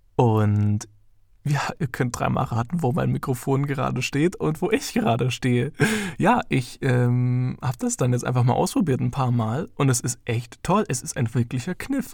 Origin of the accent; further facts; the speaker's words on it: Heidenheim, Baden-Württemberg, Germany; moved away as an adult; now in Ansbach, Germany; ich komme ursprünglich aus Heidenheim und bin jetzt nach Ansbach gezogen